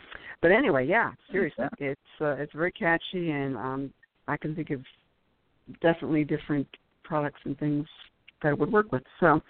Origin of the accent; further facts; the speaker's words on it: New York, United States; also born or lived in New Jersey, United States / Colorado, United States; Yes, I'm originally from New York and New Jersey, and people are probably saying, oh, that's where the accent is from.